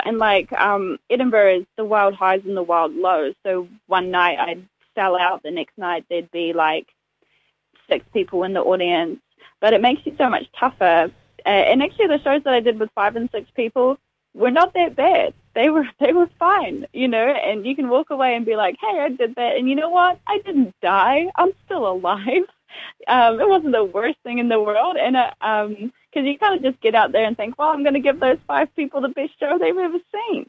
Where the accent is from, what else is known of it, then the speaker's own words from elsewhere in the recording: Dunedin, Otago, New Zealand; now in Auckland, New Zealand; Dunedin is so very much my hometown. And even though I live in Auckland now, I'm Dunedin. I'll always be from Dunedin.